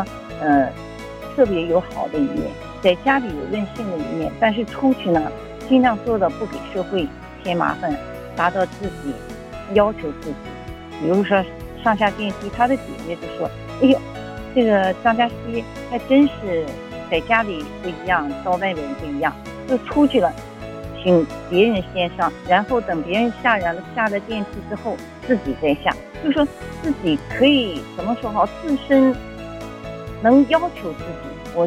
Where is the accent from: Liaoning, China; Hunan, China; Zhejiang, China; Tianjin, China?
Liaoning, China; Dalian; moved away as an adult; now in Fukuoka, Japan; 好的，呃，